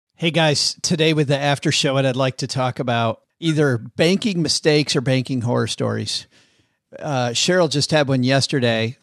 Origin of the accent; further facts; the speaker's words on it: Vicksburg, Michigan, United States; it was my hometown, Vicksburg, Michigan.